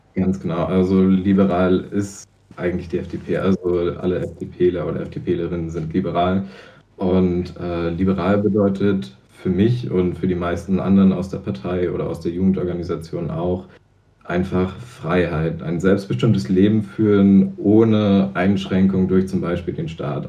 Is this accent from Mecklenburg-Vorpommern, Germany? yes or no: yes; Zingst, Mecklenburg-Vorpommern, Germany; Zingst, da wo ich herkomme